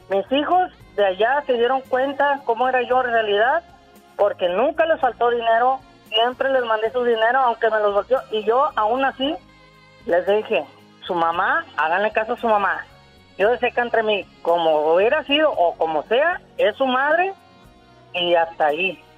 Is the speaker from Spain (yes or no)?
no; California, United States; Yo soy nacida aquí en California.